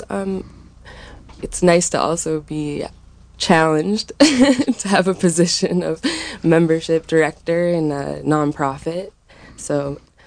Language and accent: English; New York, United States; moved away as an adult; also born or lived in Prescott, Arizona, United States; now in Anderson Valley, United States; I grew up in New York